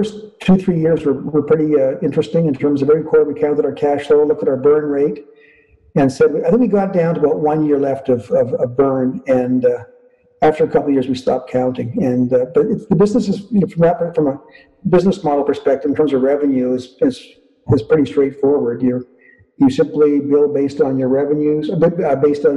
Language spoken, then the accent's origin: English; northern Manitoba, Canada; also born or lived in Winnipeg, Canada; I was born in Winnipeg and grew up in northern Manitoba.